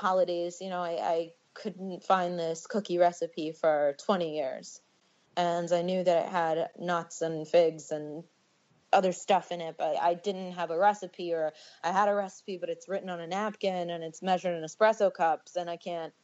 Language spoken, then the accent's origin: English; New York City, New York, United States; moved away; also born or lived in New Jersey; I'm a girl from Bensonhurst